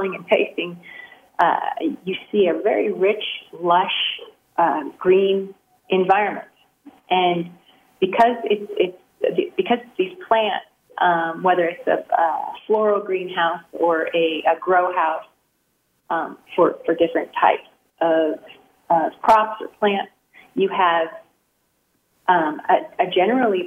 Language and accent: English; San Joaquin Valley, Sacramento Valley, California, United States; I grew up in the San Joaquin Valley, Sacramento Valley